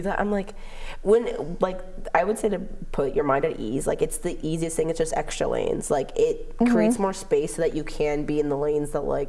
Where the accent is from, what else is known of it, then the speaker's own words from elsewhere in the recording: Los Angeles, California, United States; moved away as an adult; now in Oregon, United States; Like in LA. And I'm like, Sherman Oaks.